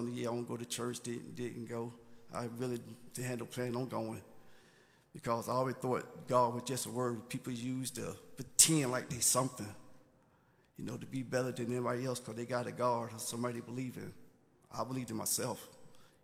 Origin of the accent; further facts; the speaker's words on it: Brattleboro, North Carolina, United States; also born or lived in New York; I'm from New York, but I was raised up in a small town called Brattleboro in North Carolina.